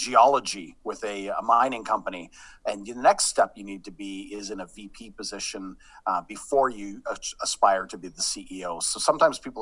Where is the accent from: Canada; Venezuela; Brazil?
Canada; Sudbury, Ontario; moved away; I'm actually from Sudbury. My dad worked for Falconbridge for 30 years